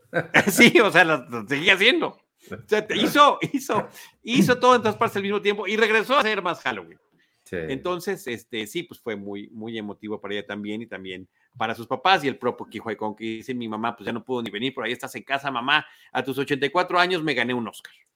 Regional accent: Mexico; como mexicanos

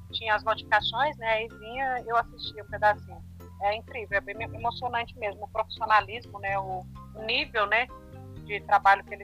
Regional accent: Goiânia, Goiás, Brazil; now in São Paulo, Brazil; Eu sou goiana, né? Sou de Goiânia e estou atualmente em São Paulo.

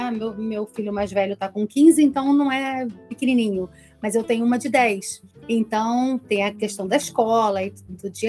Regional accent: Brazil; porque a gente, como brasileiro, a gente se amontou aí.

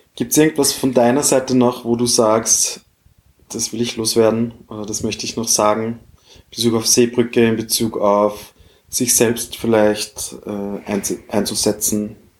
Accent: Austria; bei uns in Österreich

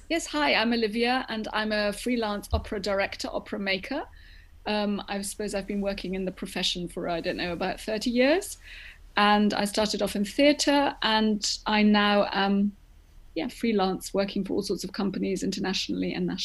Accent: London, United Kingdom; born there; the only reason I was born in London was because my mother came over from Greece to, for me to be born here

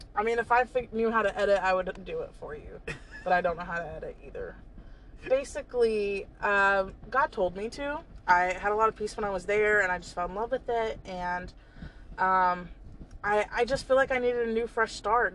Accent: North Carolina, United States; also born or lived in Georgia / Charlotte; when I thought of home, when I thought of North Carolina

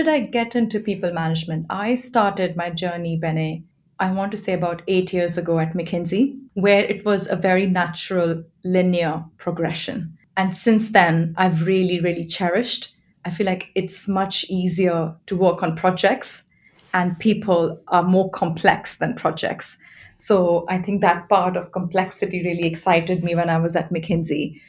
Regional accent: India; moved away as an adult; now in London, United Kingdom; I'm from India and I've been living in London for about 11 years

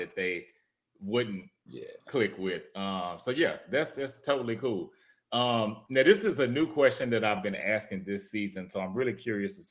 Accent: Houston, Texas, United States; now in Dallas, United States; I'm originally from Houston, but I live in Dallas

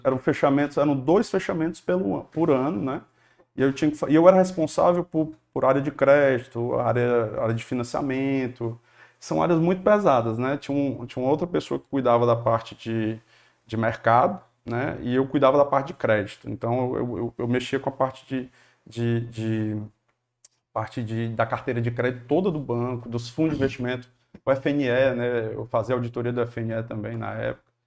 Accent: Fortaleza, Ceará, Brazil; Eu gosto muito aqui da, de Fortaleza

